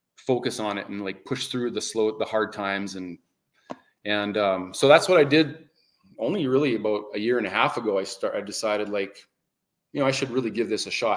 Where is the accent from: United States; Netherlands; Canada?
Canada; I love the change of seasons that we have in Canada